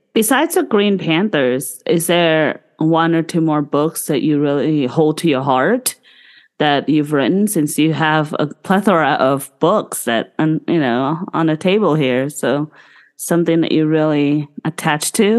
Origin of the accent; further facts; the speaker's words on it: Bangkok, Thailand; moved away; he's in Bangkok, in which is my hometown